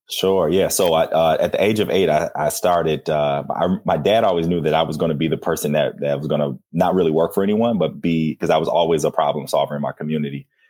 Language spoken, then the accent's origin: English; Flint, Michigan, United States; growing up in Flint